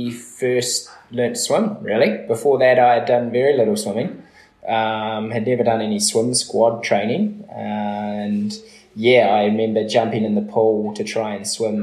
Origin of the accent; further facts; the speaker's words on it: Methven, Canterbury, New Zealand; also born or lived in Byron Bay, Australia; now in Wānaka, New Zealand; The both of us grew up in a small town called Methven, not far out of Christchurch